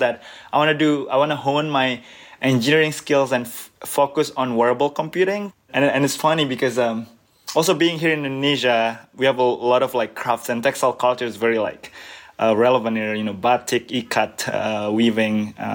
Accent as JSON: {"language": "English", "town": "Birmingham", "region": "West Midlands", "country": "United Kingdom", "tie": "born or raised there", "also_born_or_lived": "Southampton", "moved": "as an adult", "lives_now": "Cambridge, United States", "said": "I was actually born in the UK. I was born in Birmingham"}